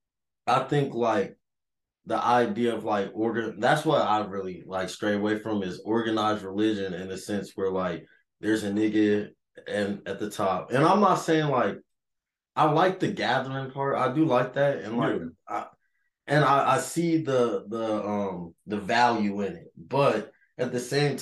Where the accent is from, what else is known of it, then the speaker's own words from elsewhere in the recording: West Coast, United States; moved away; also born or lived in North Carolina; So I was born in North Carolina, for those of y'all who know. But I grew up on the West Coast